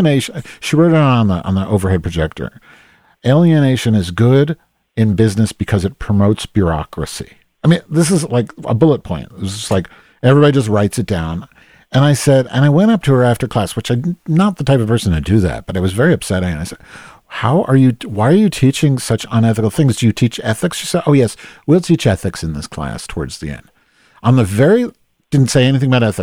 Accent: Chicago, Illinois, United States; I'm from Chicago.

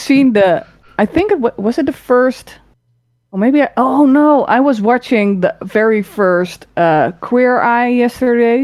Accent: Rotterdam, South Holland, Netherlands; now in Utrecht, Netherlands; I was born in Rotterdam.

